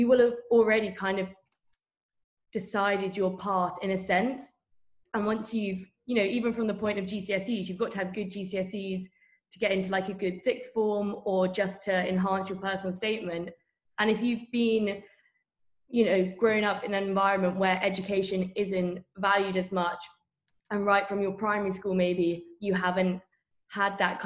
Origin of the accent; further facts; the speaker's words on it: Bath, South West England, United Kingdom; I'm from Bath, which is obviously geographically very close to Bristol